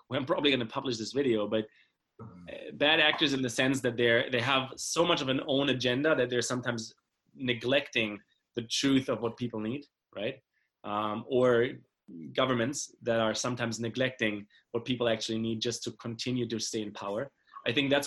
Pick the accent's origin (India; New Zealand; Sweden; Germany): Germany; moved away; this world I grew up in Germany is, you know, it's very privileged